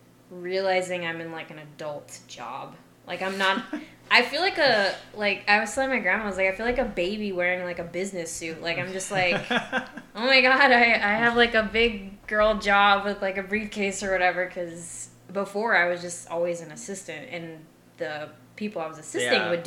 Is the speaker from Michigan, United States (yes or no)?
no; Arizona, United States; moved away; it was just all people from my very small hometown. And most of the people from my hometown kind of, like, just not necessarily stayed in the hometown, but stayed in Arizona